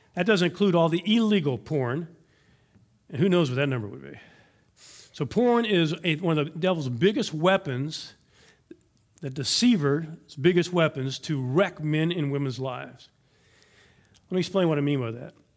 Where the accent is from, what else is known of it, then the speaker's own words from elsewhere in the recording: Louisiana, United States; now in Texas, United States; Louisiana is where I went to high school